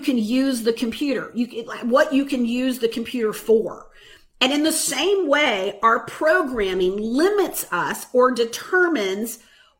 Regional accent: the Bible Belt, the South, United States; I grew up in the Bible Belt

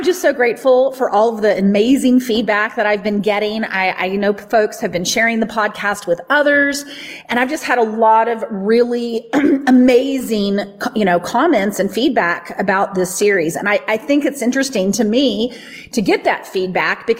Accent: the Bible Belt, United States; the teachings that I grew up with in the Bible Belt

